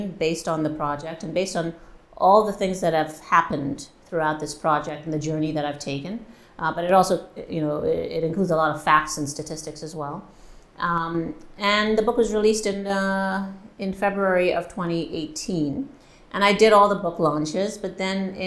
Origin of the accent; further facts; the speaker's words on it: Montreal, Quebec, Canada; moved away as an adult; also born or lived in Trinidad and Tobago; now in Halifax, Canada; I was born in Montreal to Trinidadian parents. And I came to Halifax in 2008 to teach at Dalhousie